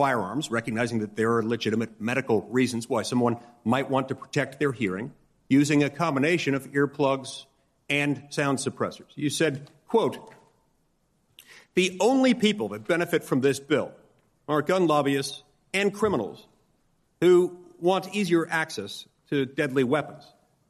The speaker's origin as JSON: {"language": "English", "town": "Salt Lake City", "region": "Utah", "country": "United States", "tie": "born or raised there", "said": "the Salt Lake Tribune, my hometown paper"}